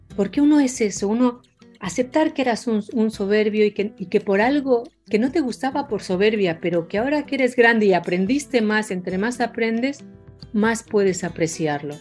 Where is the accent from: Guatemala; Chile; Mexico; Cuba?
Mexico; moved away as an adult; now in Argentina; siendo mexicana en Buenos Aires o en Argentina